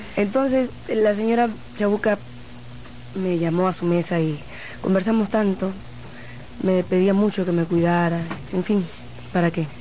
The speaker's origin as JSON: {"language": "Spanish", "region": "Lima", "country": "Peru", "tie": "born or raised there", "moved": "yes", "said": "en Lima mismo nací."}